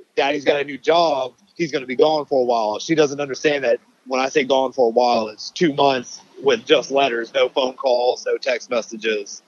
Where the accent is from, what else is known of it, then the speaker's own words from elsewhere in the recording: Charleston, South Carolina, United States; we're from here. We're from Charleston, South Carolina, and all of our family's still here